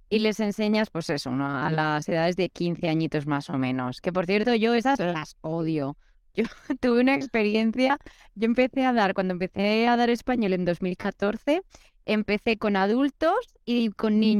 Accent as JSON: {"language": "Spanish", "town": "Brasília", "region": "Federal District", "country": "Brazil", "first_language": "Portuguese", "second_language": "Spanish", "said": "Yo, yo soy de Brasilia, aquí en Brasil"}